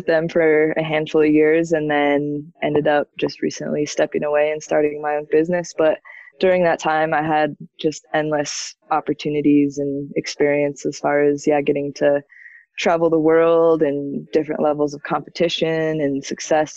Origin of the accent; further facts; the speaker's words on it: Breckenridge, Colorado, United States; also born or lived in Denver; I grew up in the Summit County area, like Breckenridge, Keystone